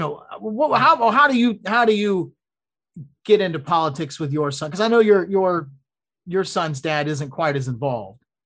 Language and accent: English; Florida, United States; I'm from Florida, Louisville